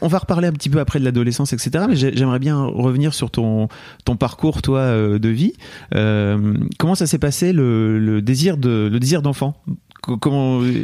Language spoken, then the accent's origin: French; Lille, Hauts-de-France, France; born or raised there